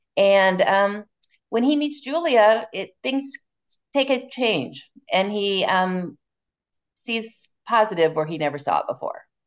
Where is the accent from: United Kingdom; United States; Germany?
United States; Northern Indiana and Southern Michigan; I'm actually from Northern, well, I'm from Northern Indiana and Southern Michigan.